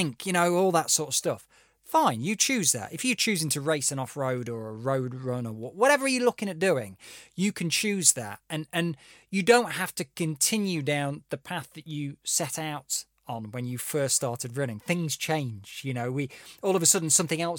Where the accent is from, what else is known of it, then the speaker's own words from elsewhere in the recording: Derbyshire, East Midlands, United Kingdom; moved away; I'm from Derbyshire originally